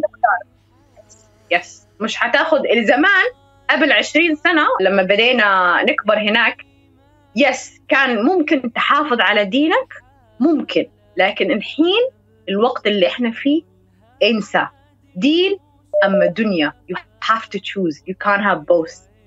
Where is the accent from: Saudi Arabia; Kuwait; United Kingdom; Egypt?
United Kingdom; Arabic is a second language; فأنا تربيت في بريطانيا يعني من 2000 سنة 2000